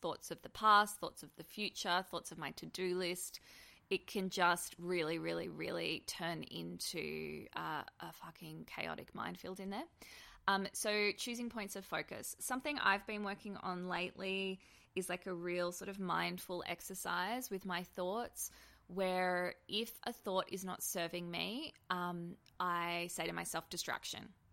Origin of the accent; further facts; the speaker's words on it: Australia; being an Australian